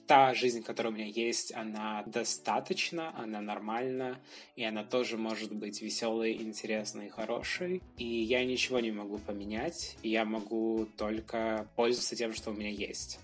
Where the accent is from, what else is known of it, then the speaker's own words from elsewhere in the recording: Brest, Brest Region, Belarus; moved away as an adult; now in Warsaw, Poland; Я вообще родом из Беларуси. Я родился в городе Бресте в многодетной семье